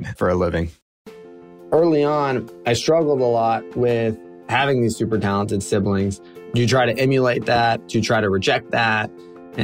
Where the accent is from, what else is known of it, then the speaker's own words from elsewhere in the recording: South Florida, United States; I grew up down in South Florida